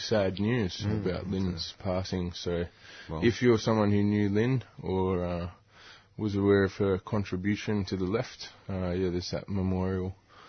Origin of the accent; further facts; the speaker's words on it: Newcastle, New South Wales, Australia; now in Melbourne, Australia; I grew up in Newcastle.